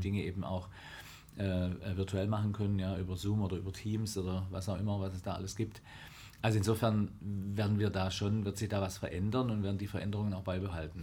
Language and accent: German; Oberndorf am Neckar, Baden-Württemberg, Germany; mein Vater war da Chefredakteur ah. in Oberndorf am Neckar, wo ich herkomme